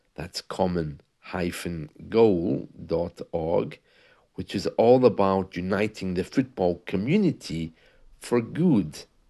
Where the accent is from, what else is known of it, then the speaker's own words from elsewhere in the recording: United Kingdom; in the U K, we have football